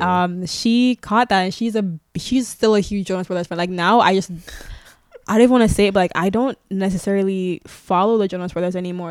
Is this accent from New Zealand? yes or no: no; Canada; we're not American